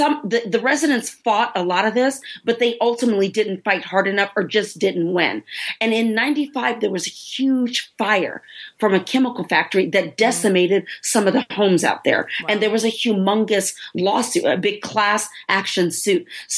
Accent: Houston, Texas, United States; I'm born and raised in Houston, okay, but I never ever heard of Pleasantville.

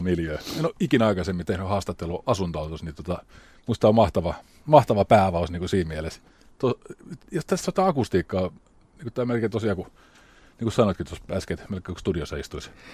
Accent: Rauma, Satakunta, Finland; Mä oon itse Raumalta

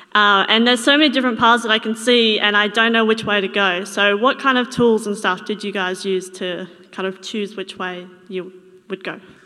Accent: Toowoomba, Queensland, Australia; I'm from Toowoomba

